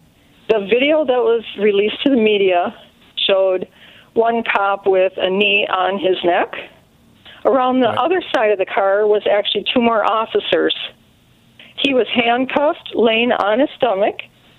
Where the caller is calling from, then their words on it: St. Michael, Minnesota, United States; Hi, I'm calling from Minnesota